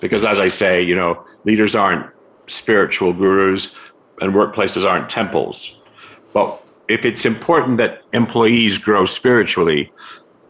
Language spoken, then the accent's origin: English; United States; I was raised in the United States, primarily